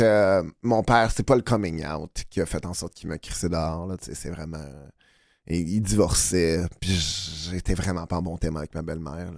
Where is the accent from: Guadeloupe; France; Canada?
Canada; Boucherville, Quebec; je viens de Boucherville, Montérégie